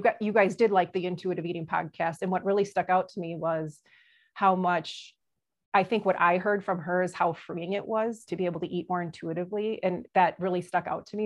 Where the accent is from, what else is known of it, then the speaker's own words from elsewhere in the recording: Brookfield, United States; I grew up in Brookfield